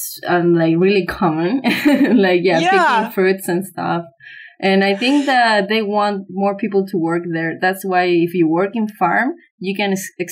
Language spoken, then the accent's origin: English; Chile; English is a second language; also born or lived in Santiago; I'm living in Santiago. I'm from Chile.